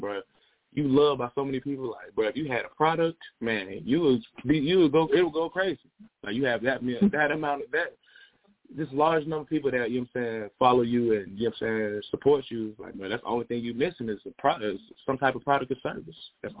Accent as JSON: {"language": "English", "town": "Smyrna", "region": "Georgia", "country": "United States", "tie": "born or raised there", "also_born_or_lived": "Fulton County, Georgia / China", "said": "I grew up with here in Smyrna, in Atlanta"}